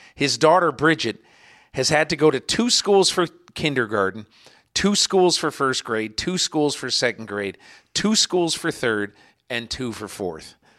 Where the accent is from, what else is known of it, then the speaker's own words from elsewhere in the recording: Connecticut, United States; I'm from Connecticut